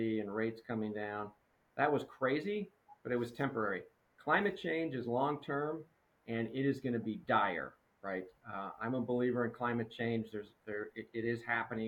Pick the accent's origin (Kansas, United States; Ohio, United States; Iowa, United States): Kansas, United States; Wichita; moved away; I grew up in Wichita, Kansas